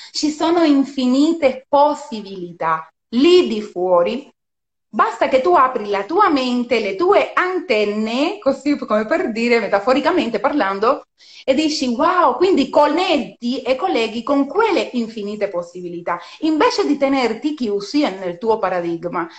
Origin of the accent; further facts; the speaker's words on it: Cuba; Italian is a second language; moved away as an adult; now in Italy; sono cubana di, di nascita, sono cubana di nascita anche se vivo in Italia da 16 anni